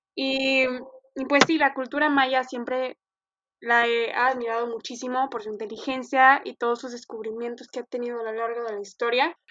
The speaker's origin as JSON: {"language": "Spanish", "town": "Monclova", "region": "Coahuila", "country": "Mexico", "said": "una servidora desde Monclova, Coahuila, arriba del norte"}